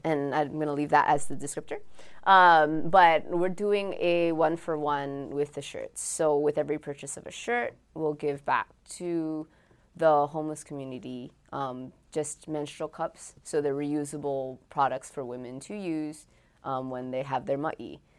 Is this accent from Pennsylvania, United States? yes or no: no; Oahu, Hawaii, United States; I'm from Oahu, and my friends are all, we're all from the Windward side